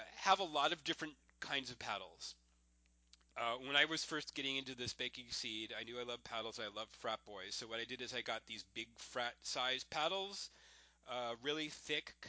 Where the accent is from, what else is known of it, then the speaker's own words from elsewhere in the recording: Florida, United States; I went to school in Florida